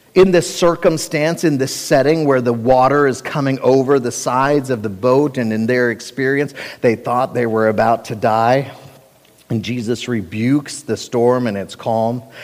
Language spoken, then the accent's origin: English; Cincinnati, Ohio, United States; I grew up in Cincinnati, Ohio